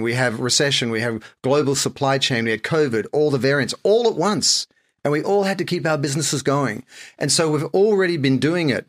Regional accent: Sydney, New South Wales, Australia; moved away as an adult; also born or lived in Japan / France / London; I'm like any other Aussie. I grew up in Sydney, spent a lot of time on the beaches

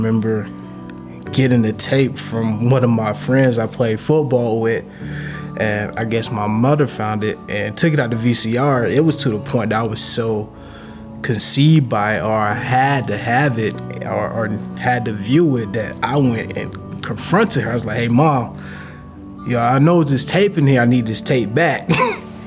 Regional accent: Pensacola, Florida, United States; I grew up in Pensacola, Florida.

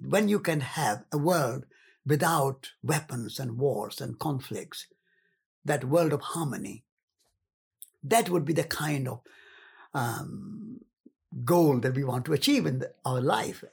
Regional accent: Rajasthan, India; moved away; I came from the north. I came from Rajasthan.

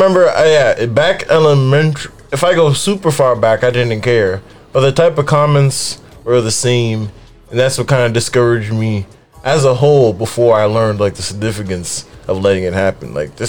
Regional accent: United States; I'm an American.

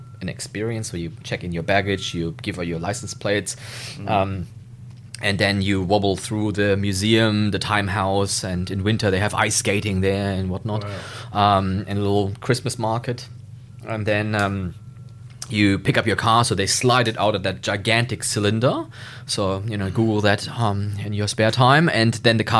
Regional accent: Hanover, Lower Saxony, Germany; moved away as an adult; now in Australia; So Hanover, my hometown, is where the Hanoverian racehorses come from

